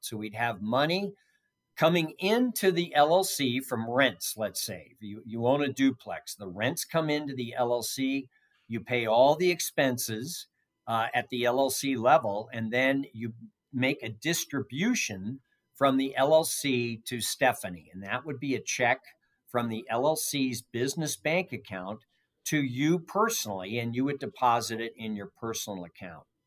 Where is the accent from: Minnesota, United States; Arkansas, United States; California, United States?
California, United States; San Francisco Bay Area; moved away as an adult; now in Nevada, United States; I grew up in the San Francisco Bay Area